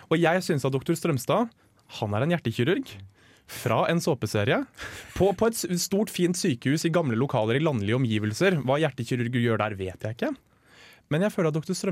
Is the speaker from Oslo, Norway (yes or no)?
yes; Oslo, Norway; Vi har en tannlege på Røa, som er der jeg kommer fra